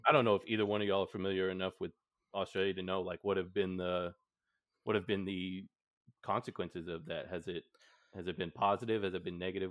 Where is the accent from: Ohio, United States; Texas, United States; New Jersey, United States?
Texas, United States; I am from Texas, so it's just kind of our way of life.